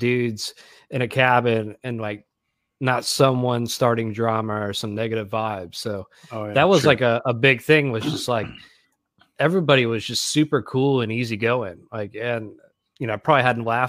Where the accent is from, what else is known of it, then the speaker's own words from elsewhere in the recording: Greenville, South Carolina, United States; moved away as an adult; also born or lived in Florida; now in Nashville, United States; I'm originally from Greenville, South Carolina, but I moved down to Florida, God, probably 10 years ago. And then I just moved to Nashville a year ago